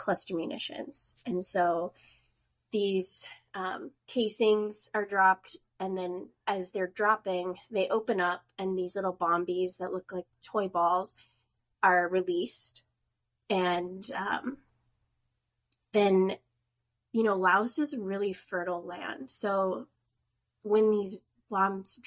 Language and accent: English; North Dakota, United States; moved away as an adult; now in Bellingham, United States; I am originally from North Dakota. And then my husband and I moved out west in 2013